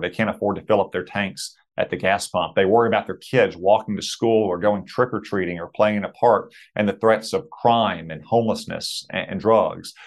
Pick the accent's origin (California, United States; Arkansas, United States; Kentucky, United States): Arkansas, United States; my home state